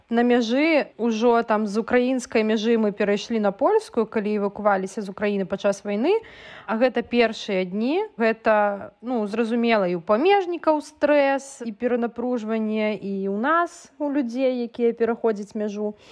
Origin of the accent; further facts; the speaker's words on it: Belarus; moved away as an adult; also born or lived in Ukraine / Kyiv; гэта тая краіна у якой нарадзіліся мае бацькі у якой нарадзілася моя бабуля то бок я беларуска якая нарадзілася ў сям'і украінцаў і да пэўнага часу свайго жыцця я таксама жыла ва ўкраіне ездзіла з беларусі ва ўкраіну